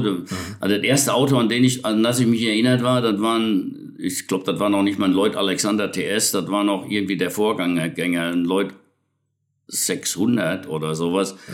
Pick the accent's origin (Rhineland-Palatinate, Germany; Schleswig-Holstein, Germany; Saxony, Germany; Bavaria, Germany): Rhineland-Palatinate, Germany; Betzdorf; moved away; zu Hause, wo ich geboren bin, im Westerwald, in Betzdorf